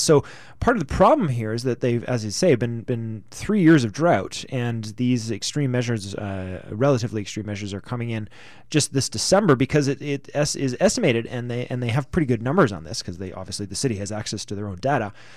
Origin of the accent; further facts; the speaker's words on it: Canada; We're Canadians